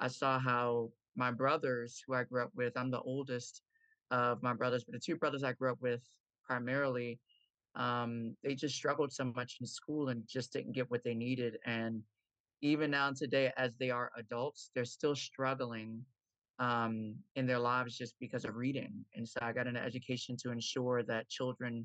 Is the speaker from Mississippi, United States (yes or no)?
no; Baltimore, Maryland, United States; I am coming from Baltimore, Maryland, born, raised, and still live here